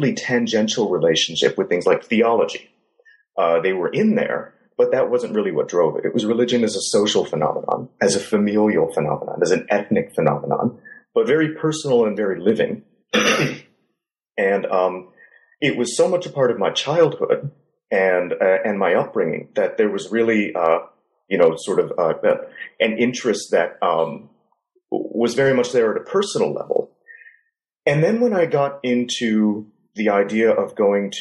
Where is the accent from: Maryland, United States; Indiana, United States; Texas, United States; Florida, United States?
Indiana, United States; moved away as an adult; also born or lived in Shandong, China; I'm from the Midwest. I'm from Indiana, and I grew up in a relatively small town in the Chicago suburbs.